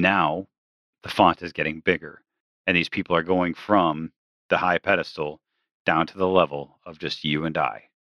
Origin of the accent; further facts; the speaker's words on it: Michigan, United States; now in Massachusetts, United States; I'm from Michigan, and I currently live in Massachusetts.